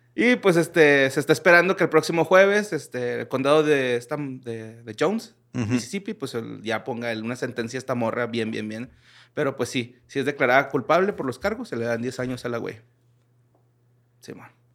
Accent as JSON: {"language": "Spanish", "country": "Mexico", "said": "soy mexicano"}